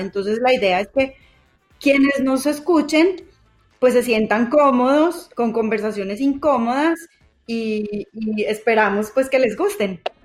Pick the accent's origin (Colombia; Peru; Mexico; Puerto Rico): Colombia; las tres crecimos en Colombia en una época de muchísima violencia